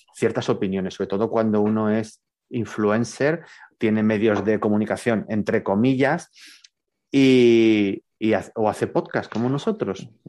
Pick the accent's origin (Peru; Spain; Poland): Spain; Burgos, Castile and León; yo soy de Burgos